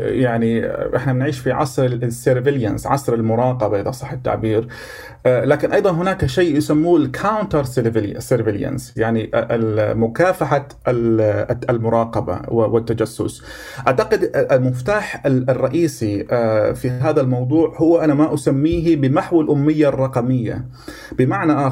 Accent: Jordan

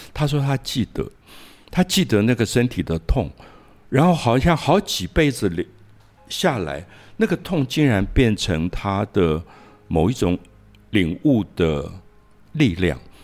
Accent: Taiwan; moved away as an adult; also born or lived in Paris; 在台湾长大，台湾的经济没有那么好，我的家庭也是一个普通公务员的家庭

